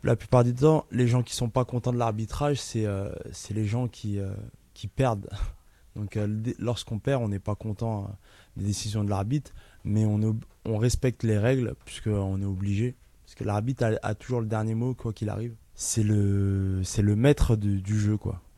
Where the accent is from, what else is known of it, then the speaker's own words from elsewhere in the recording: Ivry-sur-Seine, Île-de-France, France; Je suis né à Ivry, dans l'hôpital Jean Rostand